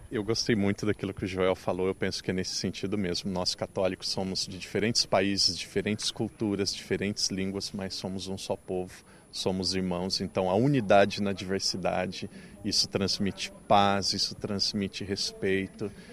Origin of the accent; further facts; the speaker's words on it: Brazil; now in Macau, China; Como brasileiro